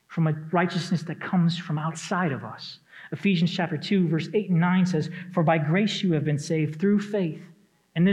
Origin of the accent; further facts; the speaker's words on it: Detroit, Michigan, United States; moved away; I come from Michigan. I grew up in the Metro Detroit area